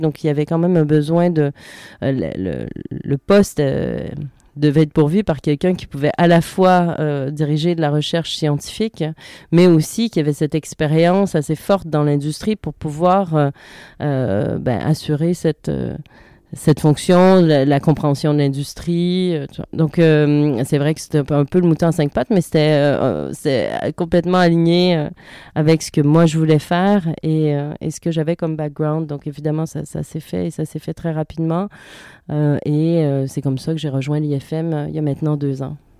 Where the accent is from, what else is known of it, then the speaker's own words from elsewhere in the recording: Canada; moved away as an adult; also born or lived in Montreal; now in France; je suis canadienne, en France quand même depuis quelques temps maintenant.